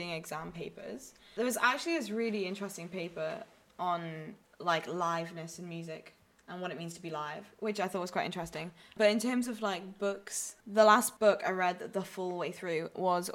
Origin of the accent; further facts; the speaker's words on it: Newcastle upon Tyne, North East England, United Kingdom; moved away; I come from Newcastle.